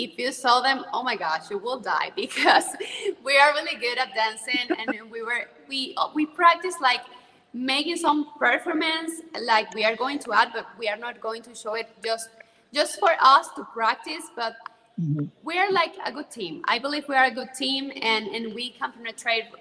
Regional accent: Zulia, Venezuela; English is a second language; moved away as an adult; now in Caracas, Venezuela; Zulia State, which is the state that I was born

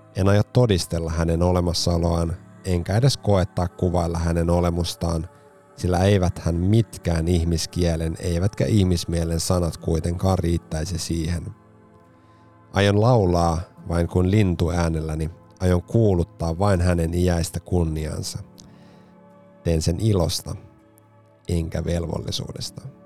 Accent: Helsinki, Uusimaa, Finland; herra, jonka patsas on Espalla kotikaupunkini paraatipaikalla

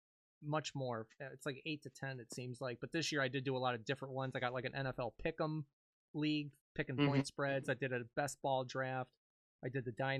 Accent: Maryland, United States; I'm from Maryland.

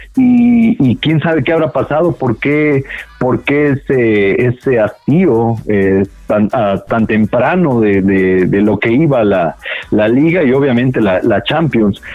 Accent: Mexico; como mexicanos

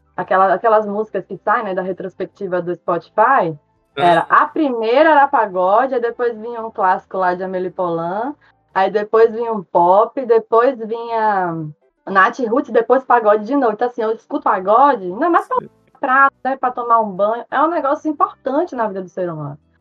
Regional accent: Salvador, Bahia, Brazil; accent: Bahian; moved away as an adult; also born or lived in Maceió, Alagoas; now in Pontal do Araguaia, Brazil; Sou nascida em Maceió, é, mas me considero baiana por ter é, constituído minha identidade na cidade de Salvador. Sou baiana de coração, de sotaque, de identidade, de tudo

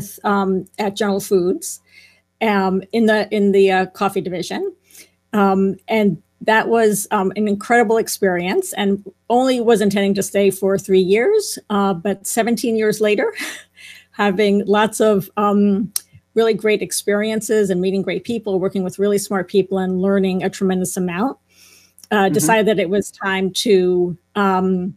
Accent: Spring Valley, New York, United States; also born or lived in Bronx, New York; now in White Plains, United States; my family moved to Spring Valley, New York, in Rockland County, and grew up there with a sister and a brother

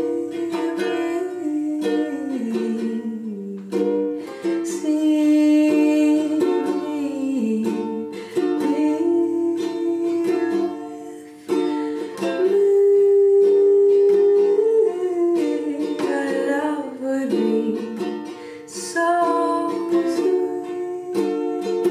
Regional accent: Ann Arbor, Michigan, United States; Ann Arbor, Michigan, my hometown

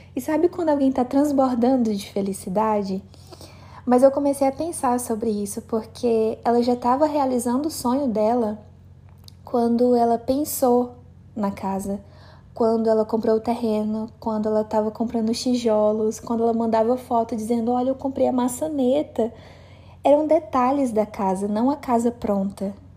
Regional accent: Cruzeiro do Sul, Acre, Brazil; moved away; eu cheguei de viagem aqui em Cruzeiro do Sul, na minha cidade natal

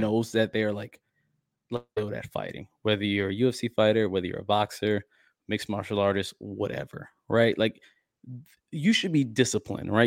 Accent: Midwest, United States; moved away; my hometown, I guess the Midwest area

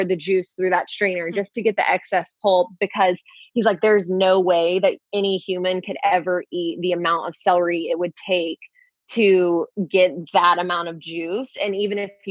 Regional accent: Louisiana, United States; I was born in Louisiana. Like we used to eat like pig ears for like breakfast, lunch, and dinner

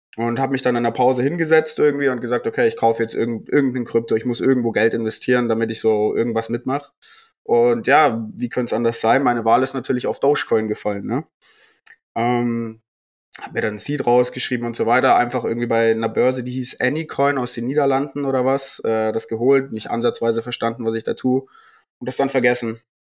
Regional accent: Bavaria, Germany; ich komme äh, aus Bayern

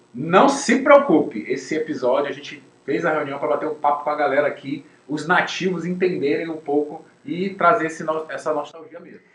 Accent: São Luís, Maranhão, Brazil; moved away; quando eu saí de São Luís, era mais ou menos 1999, 2000

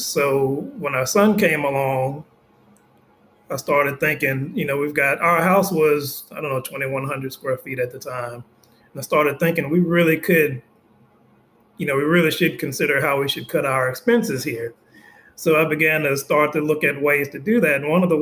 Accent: Memphis, Tennessee, United States; We grew up in South Memphis

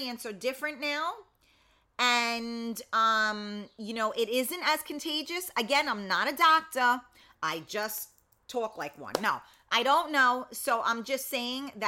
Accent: New York City, New York, United States; I am not from Brooklyn. I'm from the Bronx

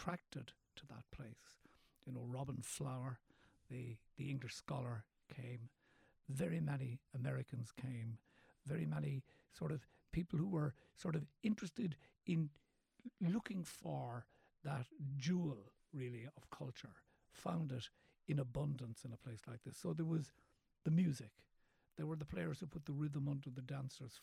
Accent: Cork, Munster, Ireland; also born or lived in West Kerry; I was born in Cork City

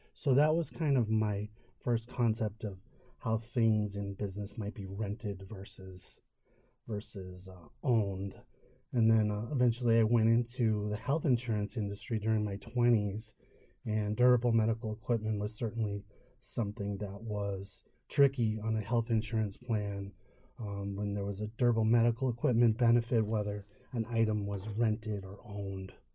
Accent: Merrimack Valley, Massachusetts, United States; my family owned a chain of pharmacies growing up in the Merrimack Valley of Massachusetts

